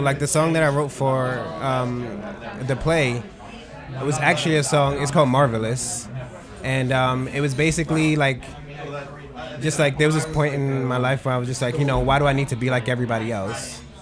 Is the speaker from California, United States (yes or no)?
no; New York City, New York, United States; moved away; also born or lived in Babylon; I am originally from Queens